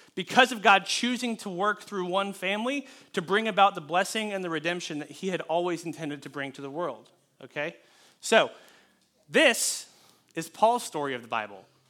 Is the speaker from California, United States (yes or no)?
yes; California, United States; I was born in California